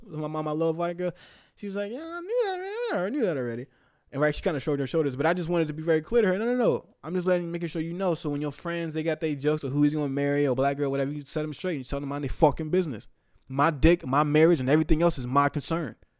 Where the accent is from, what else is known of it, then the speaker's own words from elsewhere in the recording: the Bay Area, California, United States; moved away; I'm from the Bay